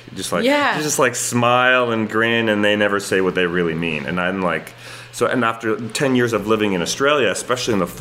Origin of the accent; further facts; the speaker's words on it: Canada; I'm not your typical Canadian